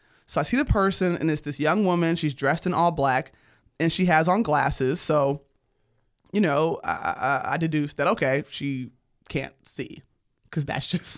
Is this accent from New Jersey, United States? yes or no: no; Los Angeles, California, United States; born and raised in Los Angeles.